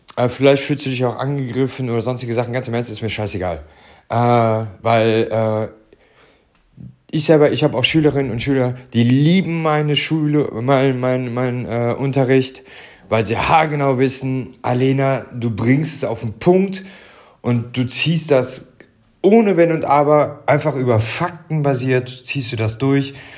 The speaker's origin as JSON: {"language": "German", "town": "Stolberg", "region": "North Rhine-Westphalia", "country": "Germany", "said": "ich komme hier aus Stolberg, äh, Büßbach, also Stolberg hier im Rheinland. Äh, ja, nicht im Harz, sondern hier bei Aachen."}